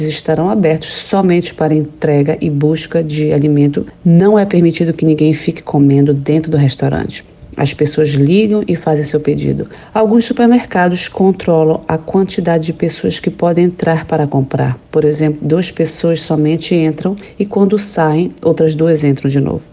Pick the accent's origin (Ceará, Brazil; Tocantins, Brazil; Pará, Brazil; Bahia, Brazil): Pará, Brazil; Belém; moved away as an adult; now in Rockville, United States; sou paraense do bairro Marizal e vivo aqui nos Estados Unidos há 22 anos